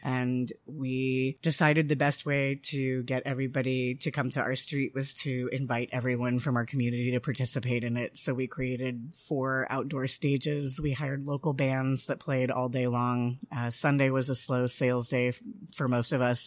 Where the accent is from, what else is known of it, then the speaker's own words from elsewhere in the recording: Denver, Colorado, United States; moved away as an adult; also born or lived in Washington, D.C. / Mexico / Eureka Springs, Arkansas; now in Fayetteville, United States; I am not from here. I grew up in Denver.